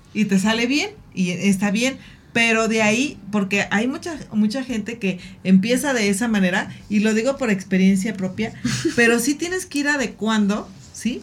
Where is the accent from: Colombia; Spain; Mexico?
Mexico; como mexicanos